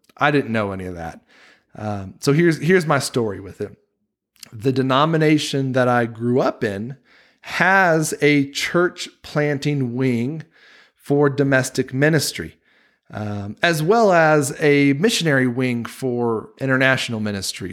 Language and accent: English; Wilmington, North Carolina, United States; moved away as an adult; now in Utah, United States; that church where I grew up in Wilmington, North Carolina